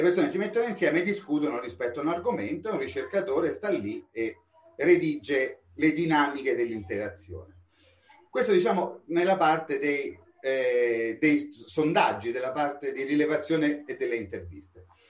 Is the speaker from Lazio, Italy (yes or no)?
yes; Rome, Lazio, Italy; Io sono romano della Garbatella